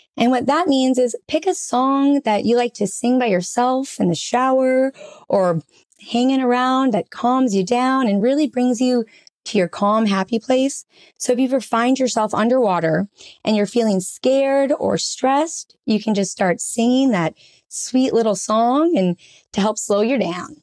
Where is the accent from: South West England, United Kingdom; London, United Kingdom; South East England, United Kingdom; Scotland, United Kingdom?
South East England, United Kingdom; Brighton; in the UK, I grew up in Brighton.